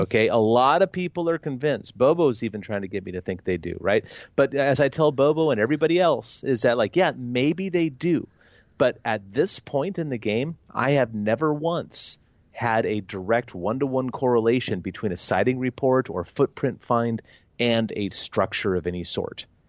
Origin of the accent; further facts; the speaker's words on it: Oregon, United States; my home state of Oregon